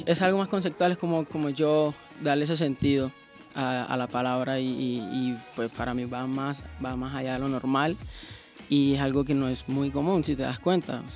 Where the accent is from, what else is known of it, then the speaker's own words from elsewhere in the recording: Cartagena, Bolívar, Colombia; yo soy de Cartagena, así que pues yo vengo de la costa